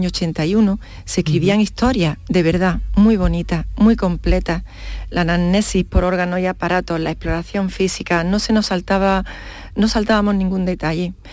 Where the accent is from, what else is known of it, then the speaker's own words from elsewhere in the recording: Lanteira, Andalusia, Spain; la verdad es que mi pueblo, Lanteira, pusieron el agua corriente en el año 1973, si no me equivoco. O sea, mm. Mm, prácticamente los nueve años que yo viví mi, primera infancia, que la viví allí, pues fue sin agua corriente.